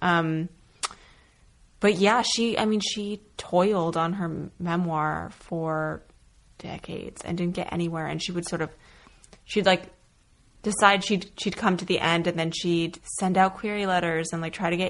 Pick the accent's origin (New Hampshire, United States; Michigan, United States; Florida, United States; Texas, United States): New Hampshire, United States; rural; also born or lived in Connecticut / Vermont; my parents and I moved from Connecticut to rural New Hampshire.